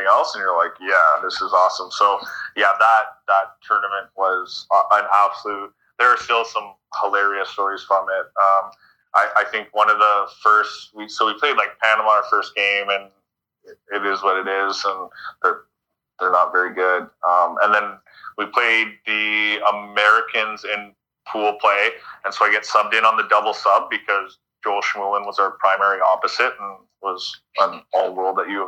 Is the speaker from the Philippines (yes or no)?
no; Canada; being a Canadian middle blocker at the time